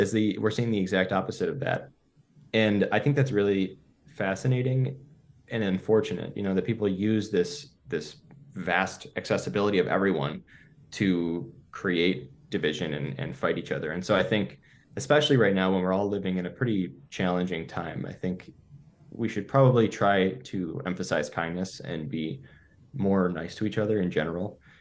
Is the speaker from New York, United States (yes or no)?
yes; Buffalo, New York, United States; I grew up in Buffalo, New York, and it's called the City of Good Neighbors